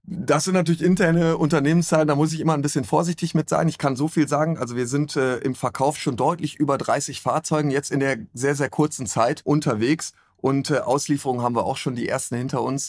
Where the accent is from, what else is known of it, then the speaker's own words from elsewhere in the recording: Sankt Augustin, North Rhine-Westphalia, Germany; now in Cologne, Germany; gebürtiger Rheinländer aus St. Augustin-Menden